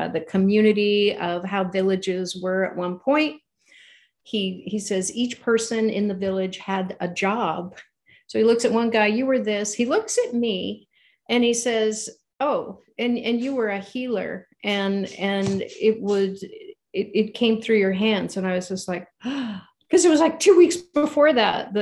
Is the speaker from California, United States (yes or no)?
yes; California, United States; We're from California.